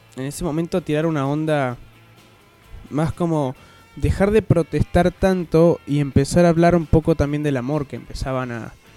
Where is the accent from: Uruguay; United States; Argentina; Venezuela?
Argentina; como todo argentino